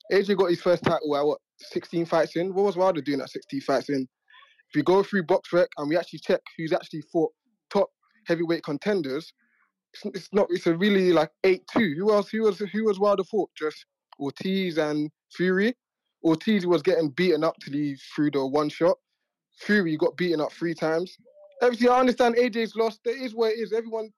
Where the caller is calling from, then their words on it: London, United Kingdom; Yeah, I'm calling from London.